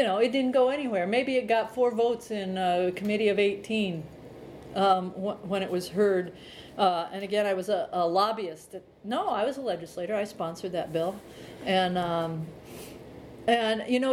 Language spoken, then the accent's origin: English; central Illinois, United States; now in Montana, United States; I grew up on a farm in central part of Illinois.